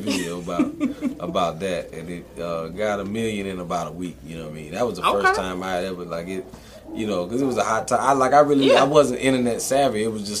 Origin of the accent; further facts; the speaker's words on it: Sumter, South Carolina, United States; I'm from Sumter, South Carolina. My family has a funeral home called Williams Funeral Home in Sumter, South Carolina.